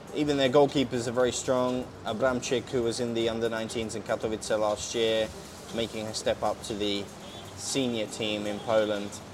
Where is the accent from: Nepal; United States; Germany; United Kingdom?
United Kingdom; accent: British; also born or lived in Slovakia; As you can tell by my accent, I am very British